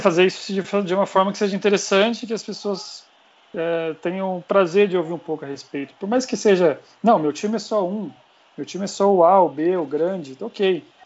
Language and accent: Portuguese; Pouso Alegre, Minas Gerais, Brazil; moved away as an adult; now in São Paulo, Brazil; eu sou mineiro, mas já paulistano desde 2010